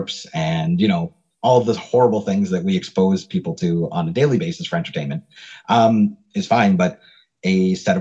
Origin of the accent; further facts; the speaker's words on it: Canada; we're Canadian